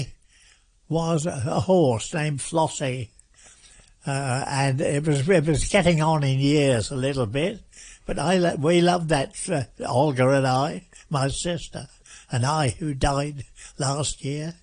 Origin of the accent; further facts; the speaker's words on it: Watton, East of England, United Kingdom; also born or lived in Norwich / Thetford; I was born there at my grandmother's house, and then later, about 3 days later, mother took me to a place called Watton, which is a market town, and she took me back there to my home